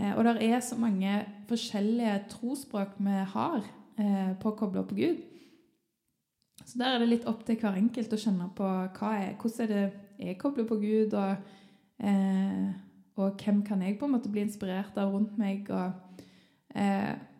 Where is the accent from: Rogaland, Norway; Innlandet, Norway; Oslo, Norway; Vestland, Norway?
Rogaland, Norway; Sandnes; moved away; når jeg ennå bodde hjemme i Sandnes